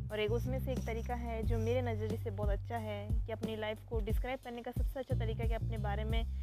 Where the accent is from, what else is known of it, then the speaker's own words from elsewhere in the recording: Jodhpur, Rajasthan, India; और मैं जोधपुर राजस्थान से बिलोंग करती हूँ